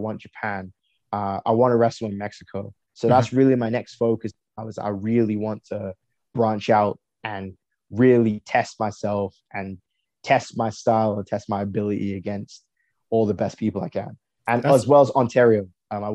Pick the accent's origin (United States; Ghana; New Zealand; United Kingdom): United Kingdom; England; now in Canada; I was born in England